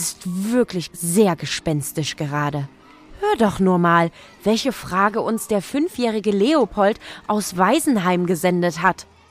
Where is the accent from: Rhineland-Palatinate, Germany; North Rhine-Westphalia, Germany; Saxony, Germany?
Saxony, Germany; Leipzig; meine Heimatstadt Leipzig